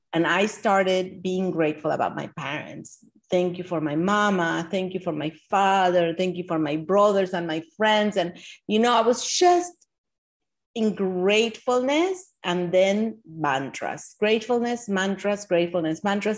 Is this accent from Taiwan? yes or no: no; Argentina; now in Miami Beach, United States; growing up in Argentina